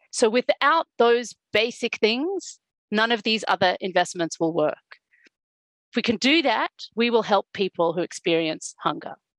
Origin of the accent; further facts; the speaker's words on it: South Africa; I was born and I grew up in South Africa during the apartheid regime